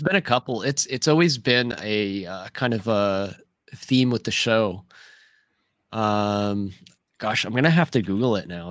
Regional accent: near Louisville, Kentucky, United States; Louisville's, uh, close to my, my hometown here

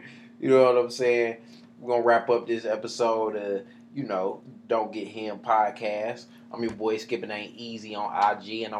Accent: Northeast Ohio, United States

